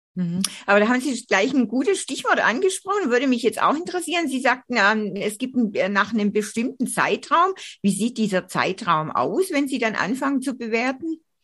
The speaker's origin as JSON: {"language": "German", "town": "Göppingen", "region": "Baden-Württemberg", "country": "Germany", "tie": "born or raised there", "said": "sind wir beide ja im Reusch aufgewachsen"}